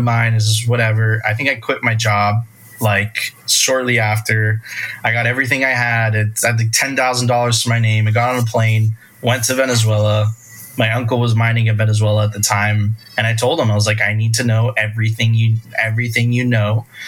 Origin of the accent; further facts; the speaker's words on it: Miami Beach, Florida, United States; I grew up on South Beach.